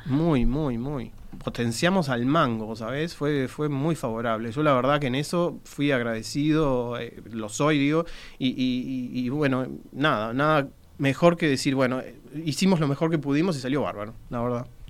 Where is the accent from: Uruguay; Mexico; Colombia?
Uruguay; soy bien uruguayo